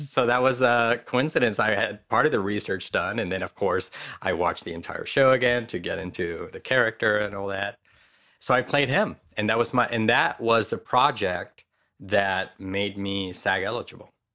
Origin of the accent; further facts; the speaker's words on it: Madrid, Community of Madrid, Spain; moved away as an adult; now in Los Angeles, United States; I was born and raised in Madrid